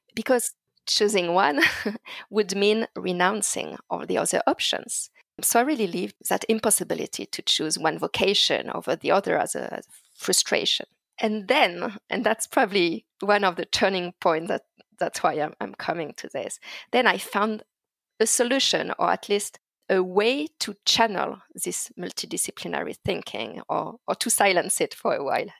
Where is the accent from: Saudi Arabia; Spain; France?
France; Paris suburbs, Île-de-France; as a teenager growing up in France, uh, in the Paris suburbs